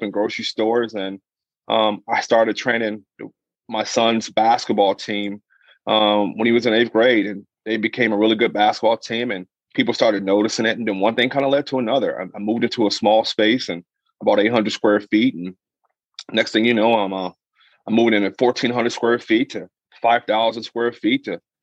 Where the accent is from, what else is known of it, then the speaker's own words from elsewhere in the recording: Minnesota, United States; I'm from Minnesota. My family's here. So I came back home